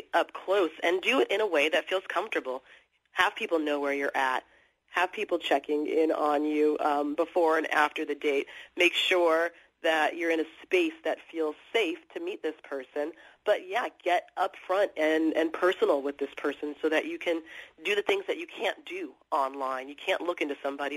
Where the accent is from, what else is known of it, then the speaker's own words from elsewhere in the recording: Los Angeles, California, United States; now in New York City, United States; I grew up in Los Angeles, and I live in New York City